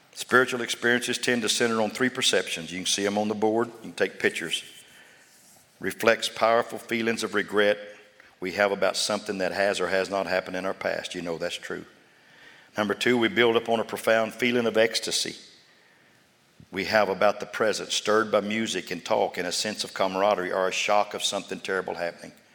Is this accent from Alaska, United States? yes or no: no; Sundown, Texas, United States; now in Austin, United States; I was raised in Sundown, Levelette